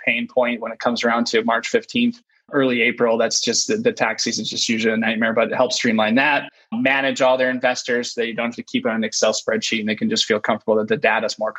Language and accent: English; St. Clair County, Michigan, United States; I worked for a summer in my hometown, St. Clair County